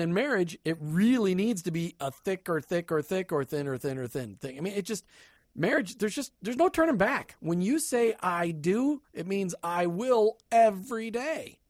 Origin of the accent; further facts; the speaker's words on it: Minnesota, United States; moved away; I'm from Minnesota.